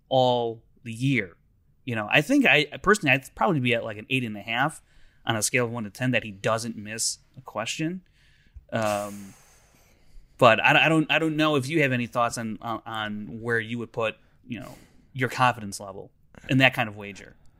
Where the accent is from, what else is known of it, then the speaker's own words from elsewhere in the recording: Chicago, Illinois, United States; I'm from Chicago